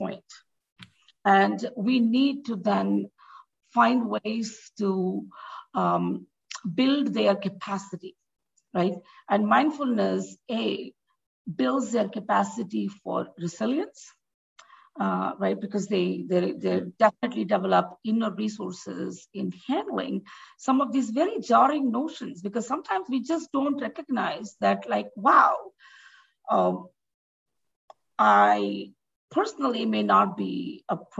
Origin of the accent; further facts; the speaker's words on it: India; now in United States; as an immigrant, for example, for me, I am more Indian in the US than in India